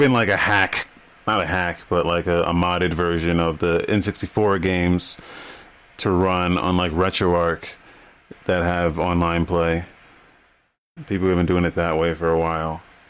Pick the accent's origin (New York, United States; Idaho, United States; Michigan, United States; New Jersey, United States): New Jersey, United States; I'm from Jersey. We call them boards in Jersey.